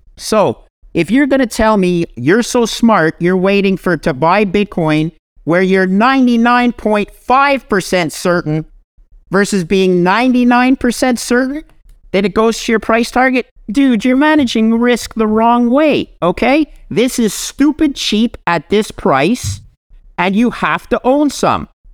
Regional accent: Canada; I'm a Canadian

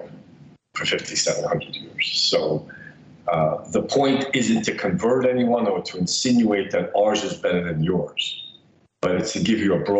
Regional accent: New York City, New York, United States; also born or lived in Soviet Union; I grew up in the Soviet Union and left when I was 10 years old. I was raised in Bensonhurst, Brooklyn

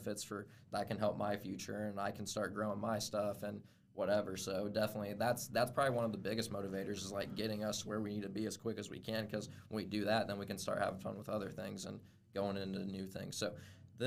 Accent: Albion, Indiana, United States; born or raised there

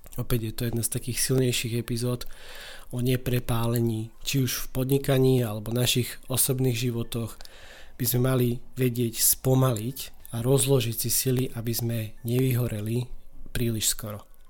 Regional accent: eastern Slovakia, Slovakia; U nás na východe eh, takejto situácii slangov hovoríme

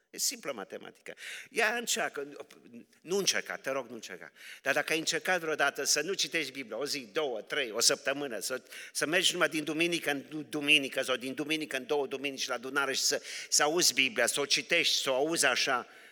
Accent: Romania; sunt așa de mândru că sunt român

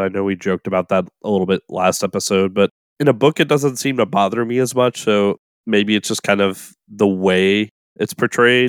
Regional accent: New Orleans, Louisiana, United States; when I was growing up in New Orleans, my favorite thing in the whole world was to turn on the radio on Saturday nights for Coast to Coast A M

